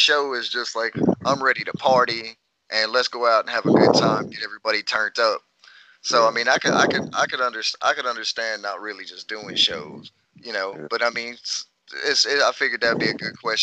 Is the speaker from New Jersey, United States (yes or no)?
no; West Memphis, Arkansas, United States; I grew up, you familiar with West Memphis? I grew up on North 36th Street.